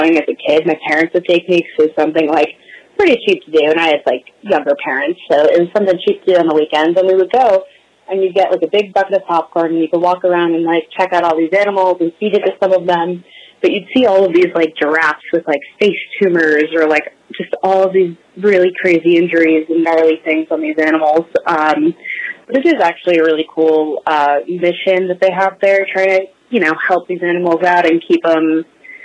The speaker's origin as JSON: {"language": "English", "town": "Howell", "region": "New Jersey", "country": "United States", "moved": "yes", "lives_now": "Los Angeles, United States", "said": "I'm originally from Howell, New Jersey, good old Central Jersey. I'm now on the West Coast in Los Angeles"}